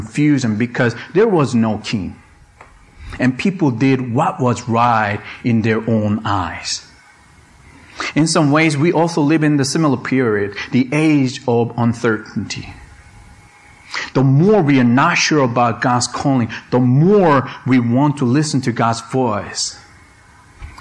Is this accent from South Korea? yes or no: yes; South Korea; moved away; I was born and raised in South Korea